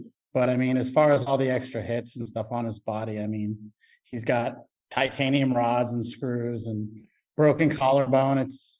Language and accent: English; Houston, Texas, United States; I was born in Houston